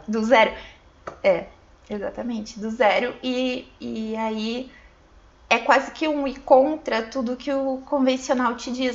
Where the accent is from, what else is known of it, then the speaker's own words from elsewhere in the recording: Santo Cristo, Rio Grande do Sul, Brazil; moved away as an adult; also born or lived in Santa Maria; a gente morava na, na roça mesmo, aí com 10 anos a gente mudou pra cidade. Meus 10 anos